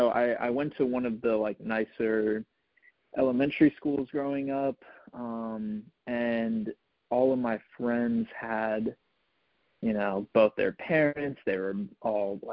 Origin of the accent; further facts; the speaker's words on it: Richmond, Virginia, United States; So I'm from Richmond, Virginia